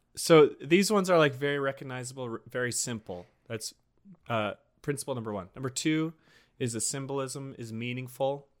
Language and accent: English; Montana, United States; we're both from Montana